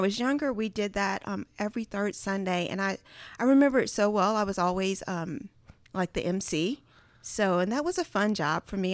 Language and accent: English; Charles City County, Virginia, United States; moved away as an adult; now in Mississippi, United States; I am from Charles City County, Virginia. Now, if it's a city county in the actual name, that should tell you how small it is